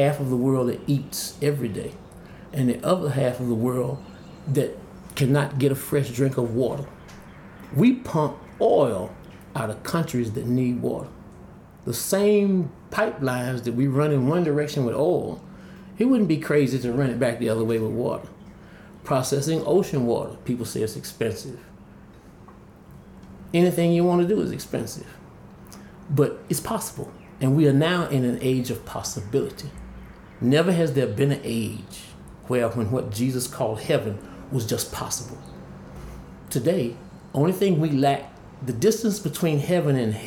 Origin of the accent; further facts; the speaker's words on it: Greensboro, North Carolina, United States; my hometown of Greensboro